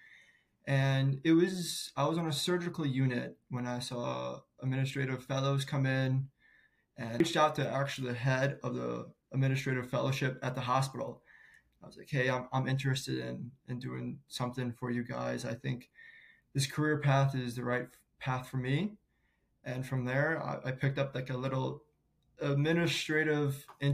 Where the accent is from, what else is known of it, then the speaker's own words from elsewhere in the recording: St. Louis, Missouri, United States; I'm born and raised in St. Louis, and I'm a proud Midwest kid.